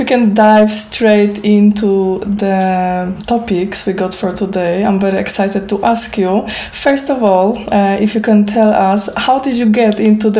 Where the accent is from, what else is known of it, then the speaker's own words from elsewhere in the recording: Poland; moved away as an adult; now in Falkirk, United Kingdom; I am your host, and I am a wedding photographer based in Falkirk. I'm originally from Poland, but I've been living in Scotland for 12 years now.